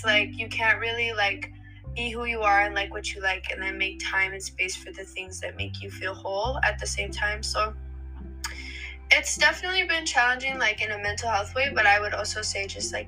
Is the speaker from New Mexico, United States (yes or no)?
yes; New Mexico, United States; moved away as an adult; now in Philadelphia, United States; I am originally from New Mexico, specifically Socorro and Santa Fe